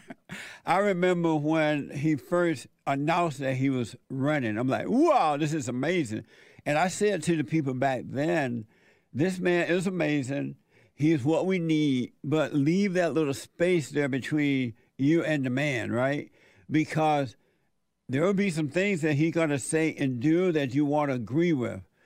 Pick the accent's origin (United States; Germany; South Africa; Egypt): United States; Alabama; I grew up in Alabama on a plantation under the Jim Crow laws